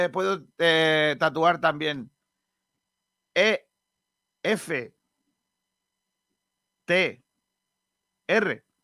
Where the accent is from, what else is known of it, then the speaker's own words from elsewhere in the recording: Rincón de la Victoria, Andalusia, Spain; yo soy rinconero, porque, porque yo mm, soy de Rincón de la Victoria, criado en la zona de Granadillas, que está entre Benagalbón y Rincón.